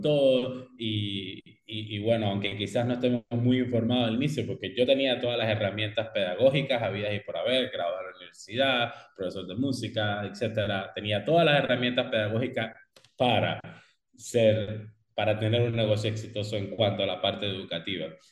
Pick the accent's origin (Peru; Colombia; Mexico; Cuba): Cuba; moved away as an adult; now in Belize; yo originalmente soy de Cuba, ah, estudié y me gradué del sistema de escuelas de arte en la especialidad de música en Cuba